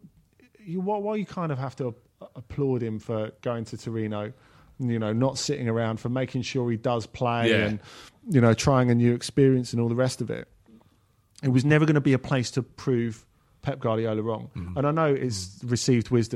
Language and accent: English; England, United Kingdom; we're English